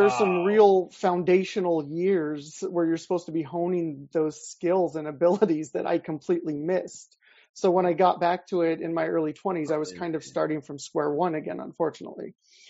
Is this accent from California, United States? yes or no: yes; Salinas, California, United States; moved away as an adult; also born or lived in Bay Area; I grew up in Salinas